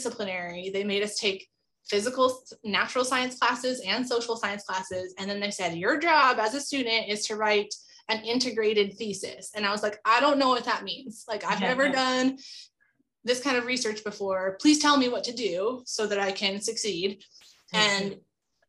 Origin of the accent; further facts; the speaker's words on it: Tulare County, California, United States; I grew up in Tulare County, California, which is home to sequoia and Kings Canyon